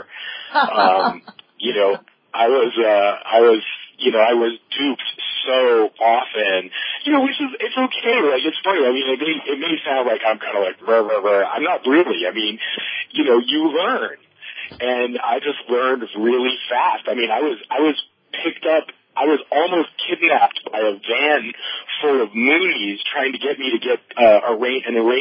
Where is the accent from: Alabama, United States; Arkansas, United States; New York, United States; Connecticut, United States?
New York, United States; I grew up in New York in the 60s and 70s